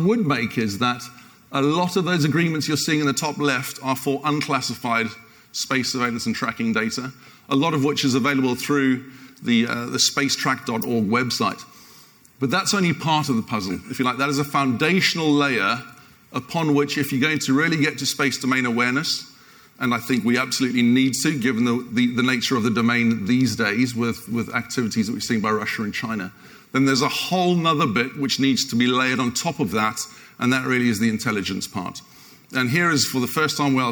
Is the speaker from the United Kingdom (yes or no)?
yes; United Kingdom; the Brit